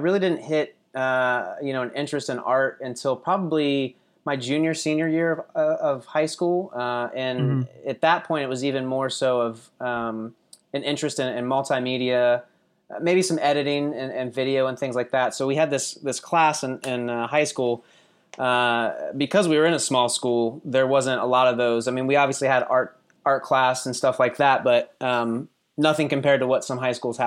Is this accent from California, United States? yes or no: no; Ohio, United States; moved away as an adult; also born or lived in Akron, Ohio; now in Raleigh, United States; I grew up in a little town in Ohio right outside of Columbus and moved down here about 6 years